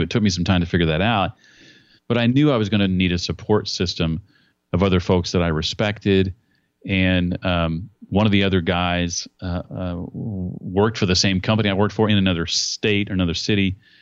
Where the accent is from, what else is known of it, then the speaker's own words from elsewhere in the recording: Indianapolis, Indiana, United States; my hometown of Indianapolis